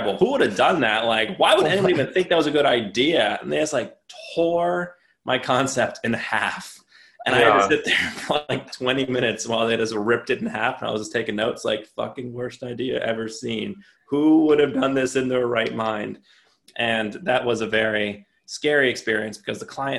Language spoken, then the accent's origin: English; New Jersey, United States; I'm from New Jersey